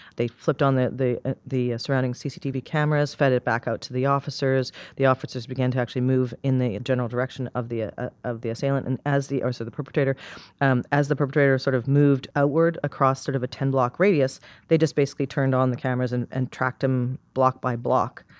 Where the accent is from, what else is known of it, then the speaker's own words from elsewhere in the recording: Canada; moved away; I'm from Canada originally, and there's a small town a couple hours from where I grew up called Saint Albert